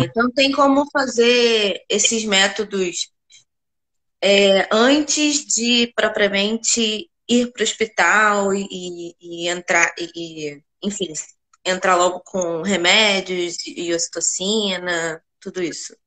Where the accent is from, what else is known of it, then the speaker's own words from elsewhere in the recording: Rio de Janeiro, Brazil; Eu sou do Rio.